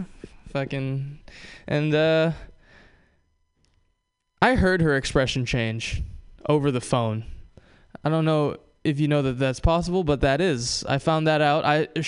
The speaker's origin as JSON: {"language": "English", "region": "Hawaii", "country": "United States", "tie": "born or raised there", "said": "I am Japanese. I'm also from Hawaii. I was born and raised in Hawaii"}